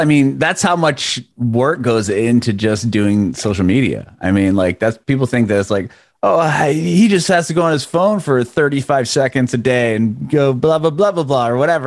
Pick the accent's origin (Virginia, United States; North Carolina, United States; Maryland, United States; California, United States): California, United States; San Diego; moved away as an adult; now in Nashville, United States; I'm from Southern California, from San Diego